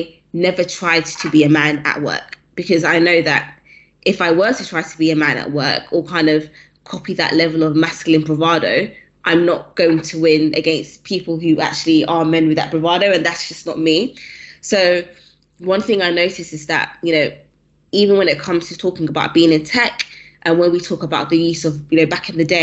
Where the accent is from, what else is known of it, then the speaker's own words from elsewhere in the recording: London, United Kingdom; Where I'm from, so I grew up in South London.